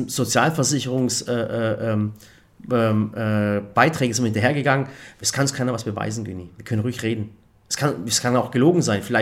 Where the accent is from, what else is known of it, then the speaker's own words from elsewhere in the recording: Baden-Württemberg, Germany; So, ich bin ja Schwabe